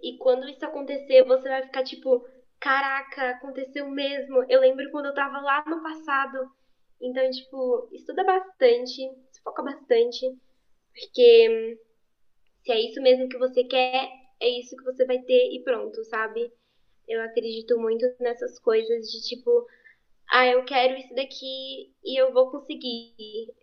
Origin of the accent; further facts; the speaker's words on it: São Paulo, Brazil; Eu nasci em São Paulo, SP, capital. Sempre fui de São Paulo, eu sou paulista.